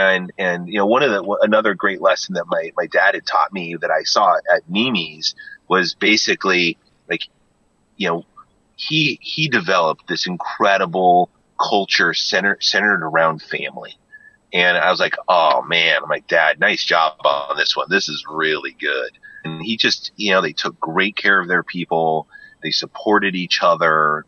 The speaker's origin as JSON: {"language": "English", "town": "Jackson", "region": "Wyoming", "country": "United States", "tie": "born or raised there", "said": "growing up in Jackson Hole during the summers and some of the winters, you know, like there was just this, like, this great sense of community, in Jackson."}